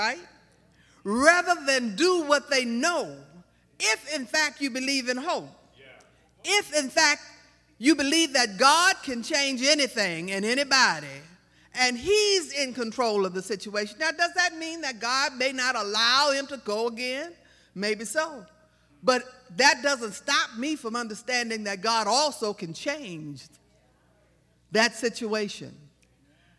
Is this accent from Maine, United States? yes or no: no; Baton Rouge, Louisiana, United States; I'm from South Baton Rouge, and I was just kind of raised to fight back